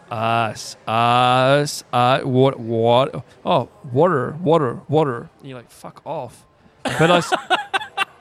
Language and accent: English; Australia; From Australia